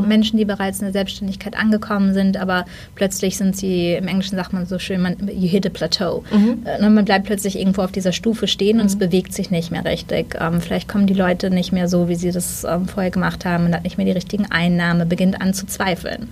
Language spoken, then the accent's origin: German; Germany; als Deutsche